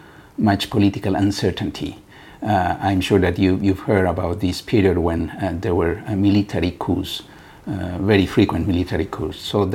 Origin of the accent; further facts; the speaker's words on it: Bolivia; now in Switzerland; Bolivia, but now I've been living in Switzerland for so long that I became also Swiss national.